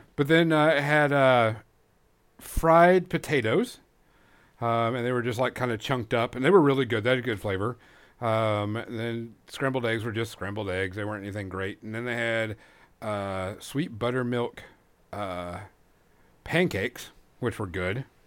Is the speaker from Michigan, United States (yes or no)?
no; Louisiana, United States; moved away; I'm originally from Louisiana